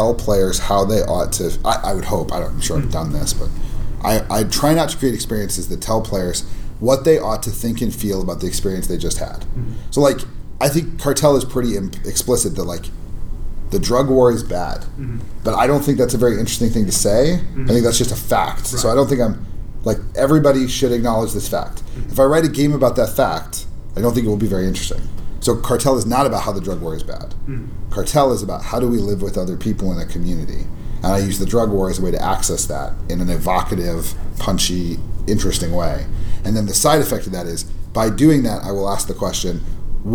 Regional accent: Albuquerque, New Mexico, United States; my hometown

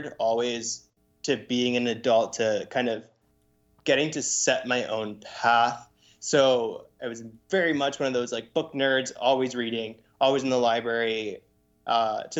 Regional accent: Lancaster, Pennsylvania, United States; also born or lived in Puerto Rico; my family moved to Lancaster when I was 5 years old

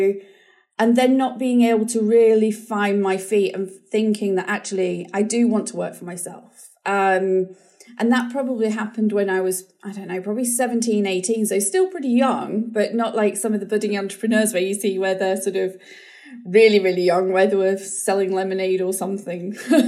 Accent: New Zealand; I always just sort of remember growing up in New Zealand, the school experiences were really positive, doing homework on the beach

